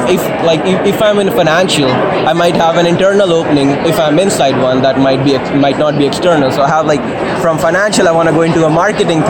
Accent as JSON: {"language": "English", "country": "India", "moved": "as an adult", "lives_now": "Moose Jaw, Canada", "said": "I come from India. Right. I came here two years ago."}